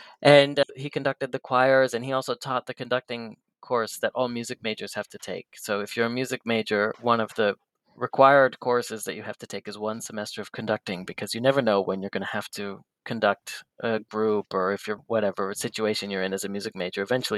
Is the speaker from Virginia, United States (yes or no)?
no; Belgrade, Montana, United States; Yeah, I was born in 1987 in a very small town called Belgrade, but not in Europe. It was here in the United States in Montana. Very small sort of farm community railroad town of about 10,000 people.